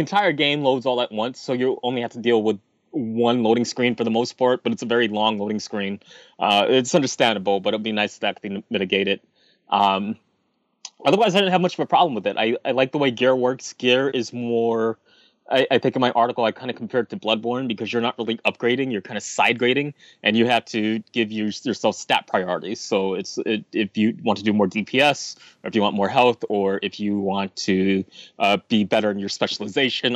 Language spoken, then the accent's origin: English; New York City, New York, United States; As a New Yorker